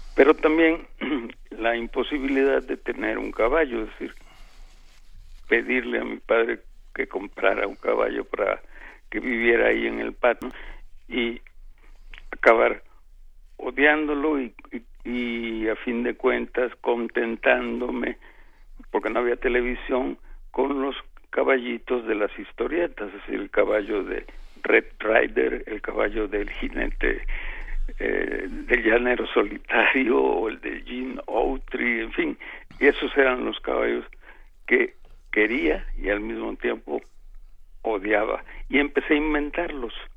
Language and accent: Spanish; San Andrés Tuxtla, Veracruz, Mexico; now in Mexico City, Mexico; Había algo automático en que dejaba yo el tono de acá de, de la Ciudad de México para hablar como los pueblerinos de, de San Andrés